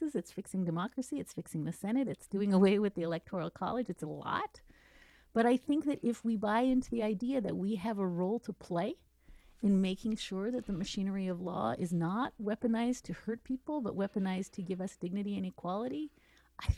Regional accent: Charlottesville, Virginia, United States; my hometown of Charlottesville

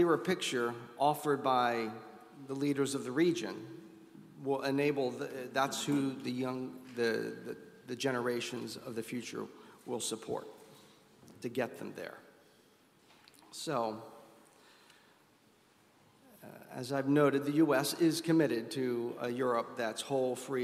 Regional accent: United States; being an American

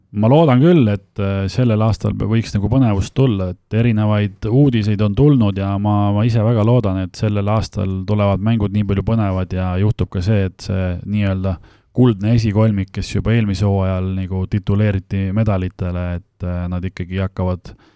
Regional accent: Viimsi, Harju County, Estonia; ma olen pärin, pärit äh, Tallinna külje alt Viimsist

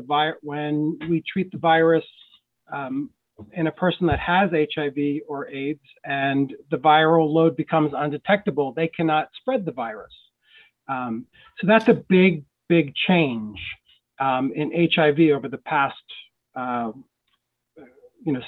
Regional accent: Philadelphia, Pennsylvania, United States; moved away as an adult; also born or lived in New York City; I grew up on the East Coast, grew up in Philadelphia, lived in New York City most of my adult life

